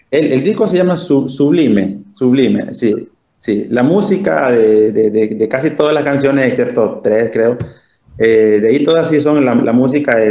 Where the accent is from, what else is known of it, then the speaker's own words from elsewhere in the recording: Honduras; saludarlos a ustedes como hermanos en la fe y como hondureños, Luis, porque también, no crean, ¿verdad? bueno ver hondureños.